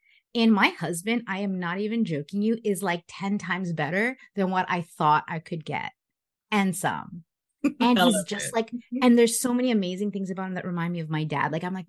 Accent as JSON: {"language": "English", "country": "Philippines", "said": "being Filipino, it's all about family, having kids and babies and all that stuff and getting married."}